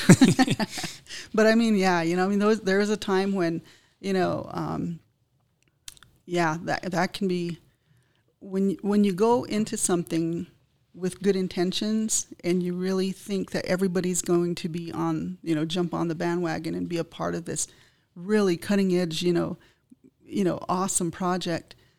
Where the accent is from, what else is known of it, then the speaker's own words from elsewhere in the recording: United States; as Indian people, we have to really, um, figure out how we're going to move forward and s, preserve our language